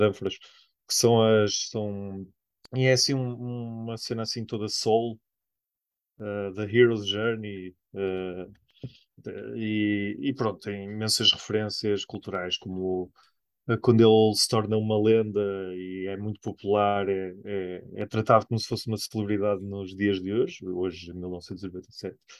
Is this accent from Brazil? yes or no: no; Espinho, Norte, Portugal; nós somos de Espinho.